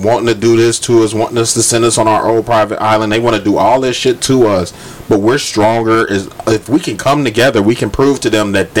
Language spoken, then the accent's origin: English; United States; Growing up in America